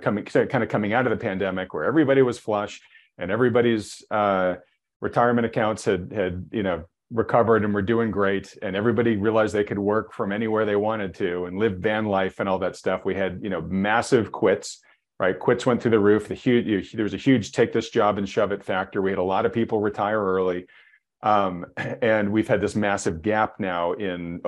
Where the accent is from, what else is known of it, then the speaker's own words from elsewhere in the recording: New England, United States; I grew up in New England, we call it Worcester sauce